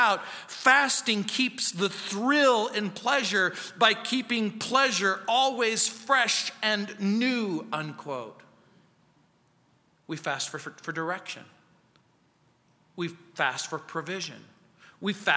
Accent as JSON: {"language": "English", "area": "Mojave Desert", "region": "California", "country": "United States", "tie": "born or raised there", "moved": "yes", "lives_now": "Littleton, United States", "said": "growing up in the Mojave Desert."}